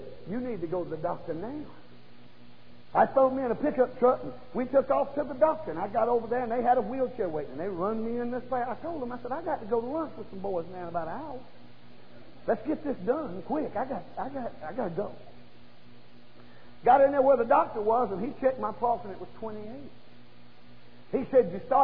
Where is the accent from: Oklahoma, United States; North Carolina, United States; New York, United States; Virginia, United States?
North Carolina, United States; Bryson City; I was born over in Bryson City in a little old holler down by Deep Creek.